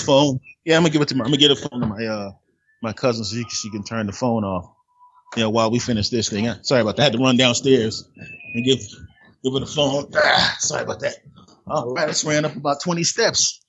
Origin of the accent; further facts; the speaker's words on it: Philadelphia, Pennsylvania, United States; moved away; originally, Philadelphia, Pennsylvania.